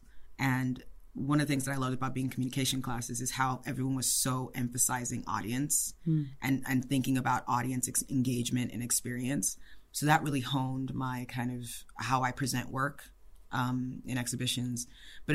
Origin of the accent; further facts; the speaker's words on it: Ife, Osun, Nigeria; moved away; I was born in Ife, Nigeria.